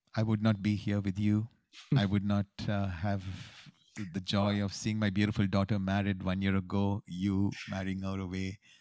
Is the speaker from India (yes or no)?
yes; Bangalore, Karnataka, India; moved away as an adult; also born or lived in New York, United States; we are homegrown boys from Bangalore City